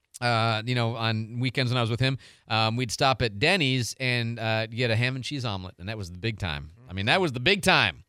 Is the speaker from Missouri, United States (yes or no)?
yes; St. Louis, Missouri, United States; now in Pensacola, United States; we're from St. Louis